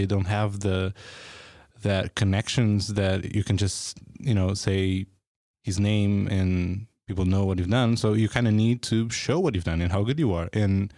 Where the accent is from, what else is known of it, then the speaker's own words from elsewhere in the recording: Portugal; now in San Francisco, United States; People like me from coming from Portugal, like even if I lived here, even if I'm like from San Francisco